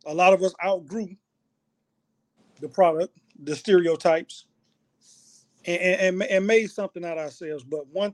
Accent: Opa-locka, Florida, United States; I grew up in Opa-locka, Florida

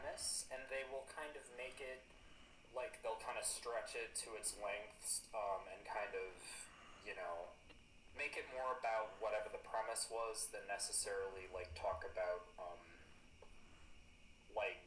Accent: United States; as an American

